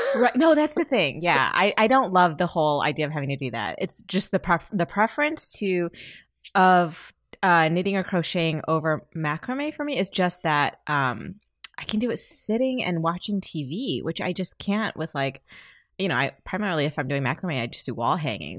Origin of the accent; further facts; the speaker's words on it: Michigan, United States; we're both from Michigan